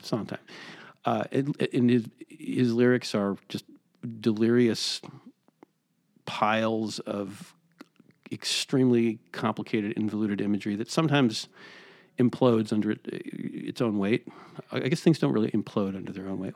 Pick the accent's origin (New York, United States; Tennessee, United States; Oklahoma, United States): New York, United States; moved away as an adult; now in Los Angeles, United States; I'm, uh, originally from New York, and now I'm not.